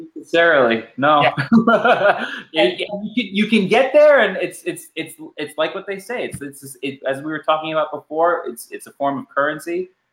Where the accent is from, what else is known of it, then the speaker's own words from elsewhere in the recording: New York City, New York, United States; also born or lived in Los Angeles, California; I grew up in New York City and, and Los Angeles for majority of my life